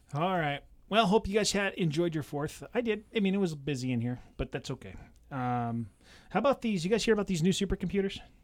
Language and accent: English; California, United States; now in Washington, United States; grew up in California